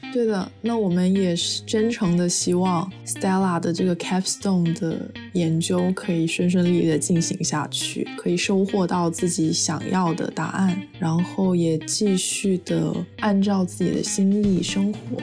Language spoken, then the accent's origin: Chinese; China; now in United States; 我作为一个在中国长大的孩子，我一直学的就是要节约，不要浪费